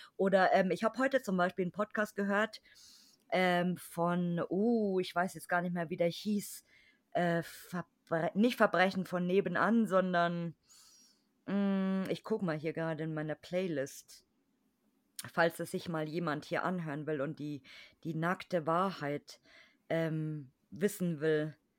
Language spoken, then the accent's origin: German; Bavaria, Germany; ich als Bayer bin natürlich katholisch, weil hier sind alle